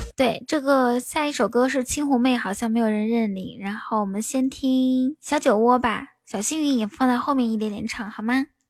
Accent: Inner Mongolia, China; now in Shanghai, China; 主播是内蒙人，在上海

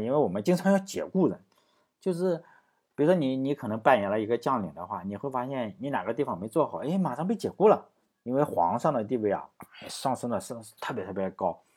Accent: Shandong, China; 他也是我们山东人

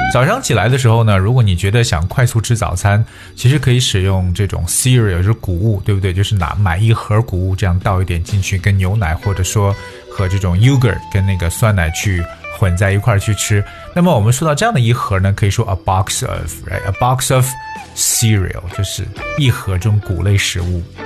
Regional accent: China; 让我们中国人学起来也足够头大

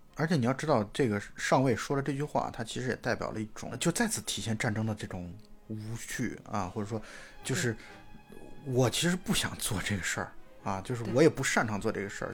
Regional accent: China; 我们中国人的视角

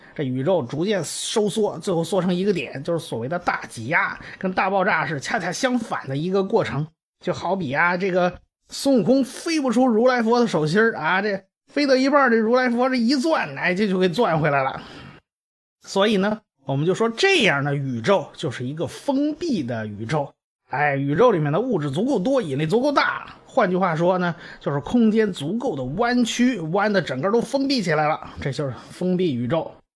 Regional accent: China; 我们中国人

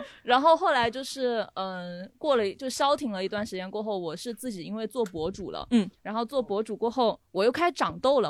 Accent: Sichuan, China; moved away as an adult; now in Shanghai, China; 直到我上了大学，而且是来上海，我是四川人，我从哦。四川来了，上海上大学

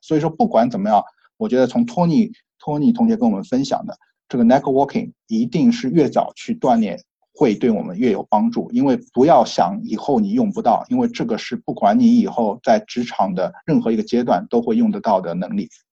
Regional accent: China; now in United States; 我们中国人

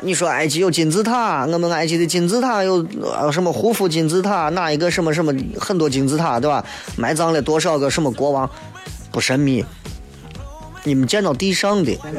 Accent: Xi'an, Shaanxi, China; accent: Xi'an dialect; 因为这个节目主要是用西安话啊，并不代表我这个人不会说普通话，对吧？我普通话我也是一级甲等，

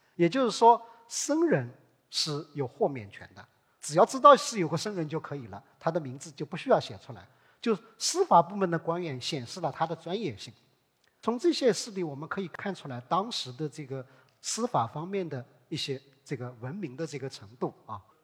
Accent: Hangzhou, Zhejiang, China; 我们杭州人

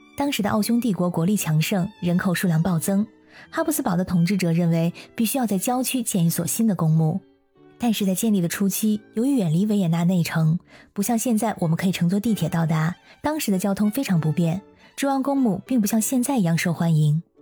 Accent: China; 我们中国人很多都是遵循传统去扫墓祭祖

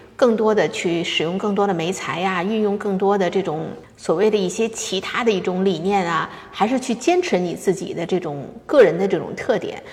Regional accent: China; moved away as an adult; now in Los Angeles, United States; 我们是生长在 中国的那种环境下

